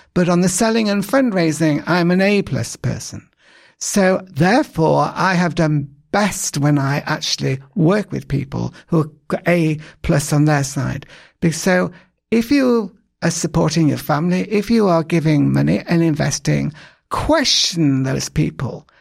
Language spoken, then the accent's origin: English; England, United Kingdom; I'm English